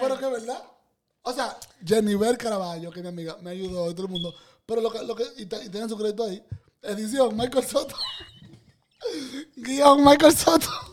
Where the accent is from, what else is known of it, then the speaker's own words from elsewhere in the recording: Dominican Republic; moved away as an adult; yo vengo de República Dominicana